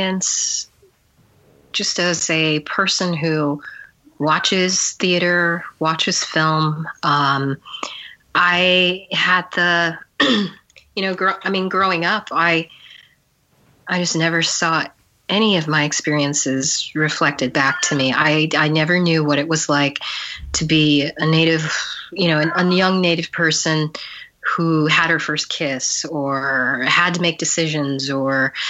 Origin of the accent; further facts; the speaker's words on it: Albuquerque, New Mexico, United States; I grew up in Albuquerque, New Mexico, for the most part